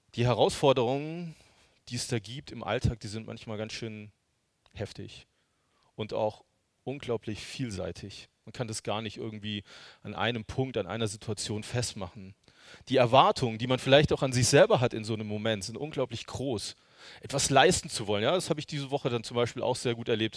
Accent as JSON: {"language": "German", "region": "Hesse", "country": "Germany", "tie": "born or raised there", "moved": "yes", "lives_now": "Görlitz, Germany", "said": "Die wohnen in Hessen, also ich bin gebürtiger Hesse"}